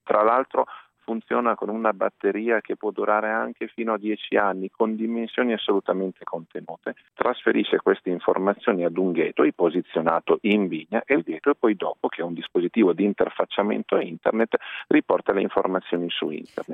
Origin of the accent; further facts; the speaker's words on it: Monferrato, Piedmont, Italy; essendo piemontese, di collina, tra l'altro, io sono originario del Monferrato